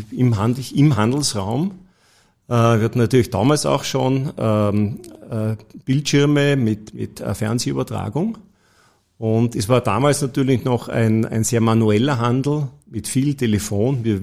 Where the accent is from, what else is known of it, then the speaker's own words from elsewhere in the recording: Tyrol, Austria; habe dann bei der Rückfahrt von Wien nach Kufstein, ich komme ja aus Tirol